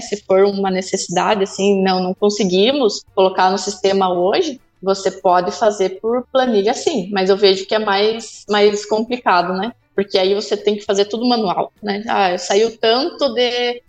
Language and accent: Portuguese; Cascavel, Paraná, Brazil; also born or lived in Manaus / São José dos Campos; now in Guarapuava, Brazil; fui para Cascavel, que é onde eu nasci